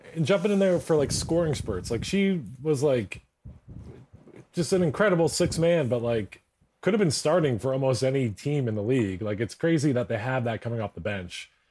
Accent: Philadelphia, Pennsylvania, United States; I'm from Philadelphia.

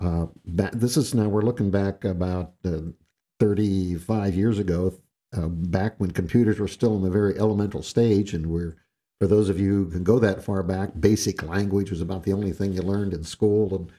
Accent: Southern California, United States; moved away; also born or lived in Guam / Vineland, New Jersey; I was raised in Southern California

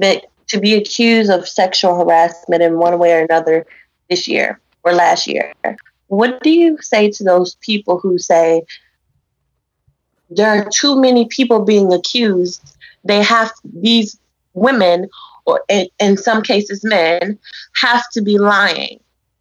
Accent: the South, United States; I hate to say this part because it makes me feel bad because I'm from the South

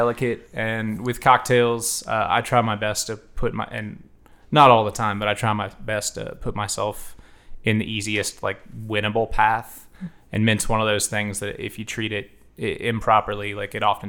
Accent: Columbus, United States; So I'm from Columbus. My dad's side of the family is from Central Kentucky.

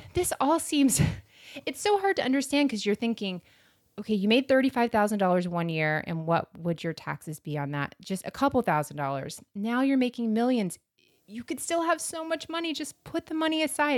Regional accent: Florida, United States; I'm from Florida

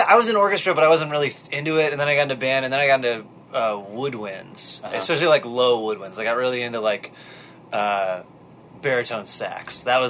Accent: Wisconsin, United States; moved away as an adult; also born or lived in Milwaukee, Wisconsin; now in Durham, United States; I'm from Wisconsin.

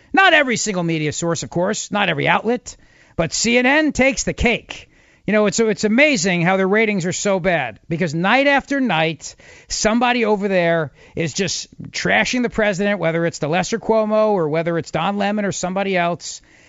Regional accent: Philadelphia, Pennsylvania, United States; from Mark's hometown of Philadelphia.

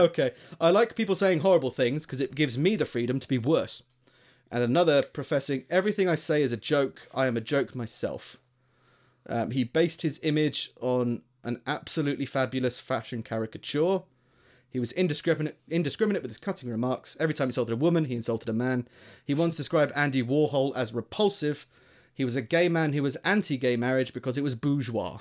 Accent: Greater London, United Kingdom; moved away as an adult; now in Stoke-on-Trent, United Kingdom; I grew up in, um, in, like, Greater London

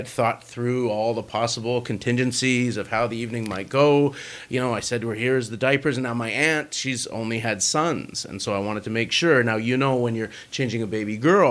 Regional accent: Vancouver, British Columbia, Canada; I'm from Vancouver

